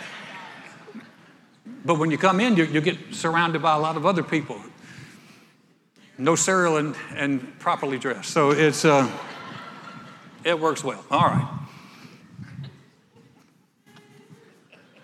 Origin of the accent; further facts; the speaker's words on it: North Carolina, United States; moved away as an adult; also born or lived in Texas; now in Houston, United States; I was a preppy from North Carolina.